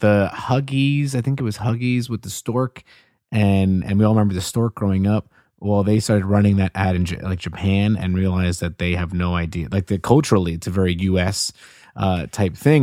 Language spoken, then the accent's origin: English; Puerto Rico; moved away; I'm Puerto Rican. I remember I would see all these different Mitsubishis growing up in Puerto Rico